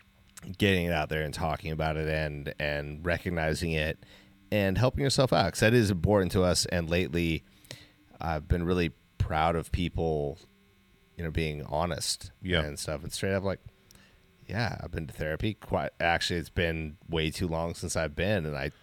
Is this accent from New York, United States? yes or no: no; Alaska, United States; You know, like we grew up in Alaska.